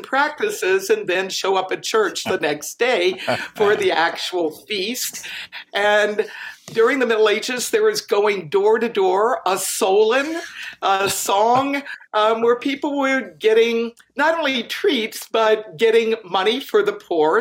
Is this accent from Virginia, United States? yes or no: yes; Virginia, United States; now in Wisconsin, United States; I grew up in Virginia, but I'm here in Wisconsin now.